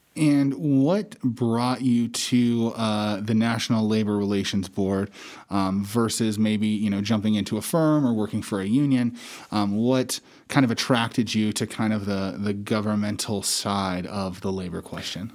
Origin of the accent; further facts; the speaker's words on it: Casper, Wyoming, United States; moved away as an adult; also born or lived in Hawaii; I was born and raised in Casper, Wyoming